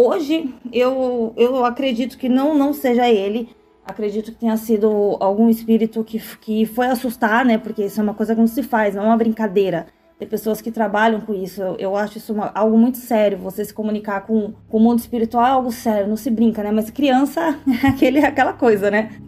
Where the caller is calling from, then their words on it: Santos, São Paulo, Brazil; sou aqui da cidade de Santos, né?